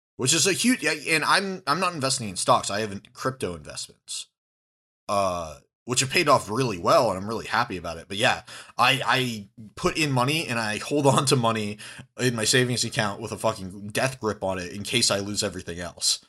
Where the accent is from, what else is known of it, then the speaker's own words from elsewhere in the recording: United States; we're American.